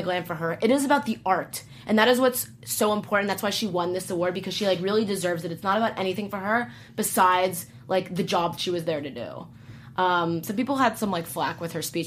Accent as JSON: {"language": "English", "region": "Southern California", "country": "United States", "tie": "born or raised there", "said": "growing up in Southern California"}